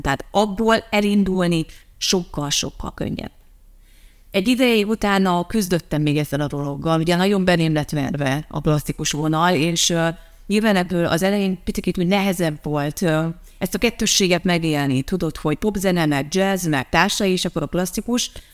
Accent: Transylvania, Harghita County, Romania; moved away as an adult; now in Dunaújváros, Hungary; Én kisvárosból jöttem, kisvárosból születtem. Egyébként, eh, nem is városból nőttem fel, hanem egy kis faluban.

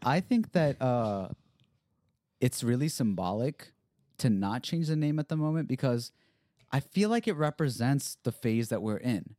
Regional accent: Bel Air, United States; growing up in Bel Air

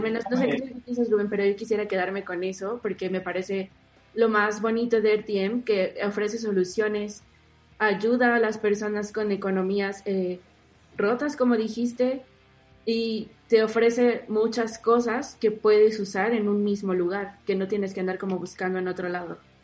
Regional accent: Mexico; yo como usuaria mexicana

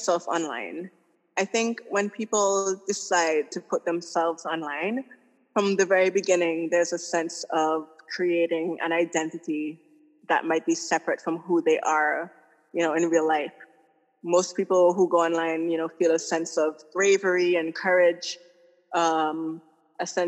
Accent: Antigua & Barbuda; now in Tortola, British Virgin Islands; I'm originally from Antigua, but I'm currently living in the British Virgin Islands

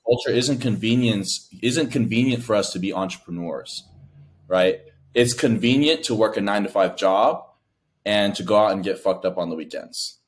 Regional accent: United States; I'm the first of my family to be born in America. My family is from Laos

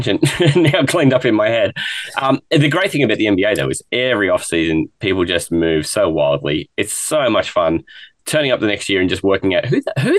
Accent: Ireland; I'm Irish.

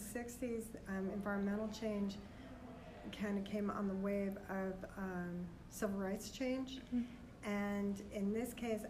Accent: New York City, New York, United States; I grew up on Staten Island, New York

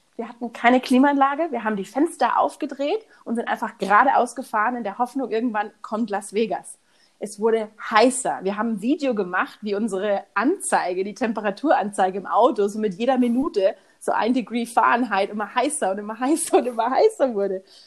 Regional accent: Munich, Bavaria, Germany; moved away as an adult; also born or lived in Houston, Texas; ich bin aus München

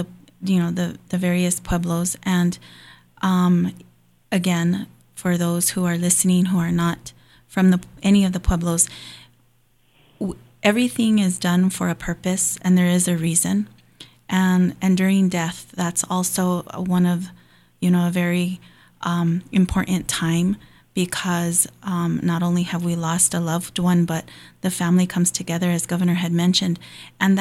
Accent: Hawaii, United States; I grew up in Hawaii

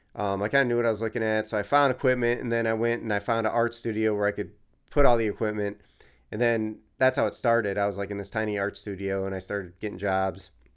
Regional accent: New York, United States; now in Philadelphia, United States; I grew up in New York, you could see the stars, and there was, like, a little bit of light pollution, but not New York City, obviously

